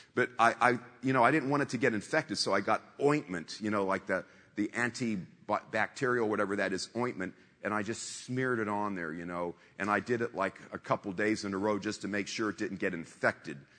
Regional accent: Warren, Ohio, United States; moved away; I'm simple folk from Warren, Ohio, a town of 50,000

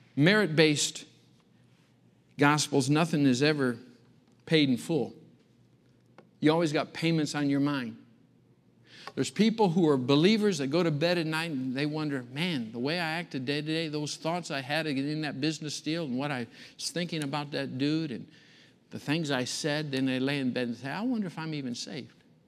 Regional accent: Michigan, United States; moved away; growing up in Michigan, a little farm community out in the country.

